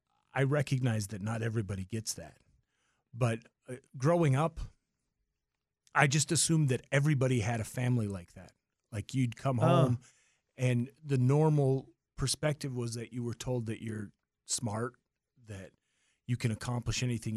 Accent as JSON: {"language": "English", "town": "Fargo", "region": "North Dakota", "country": "United States", "tie": "born or raised there", "said": "I was born in Fargo."}